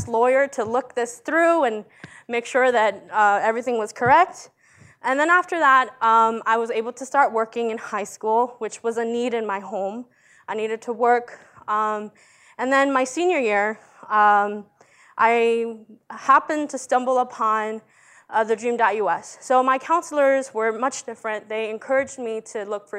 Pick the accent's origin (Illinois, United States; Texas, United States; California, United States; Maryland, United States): Maryland, United States; Montgomery County; English is a second language; also born or lived in El Salvador; I come from Maryland in Montgomery County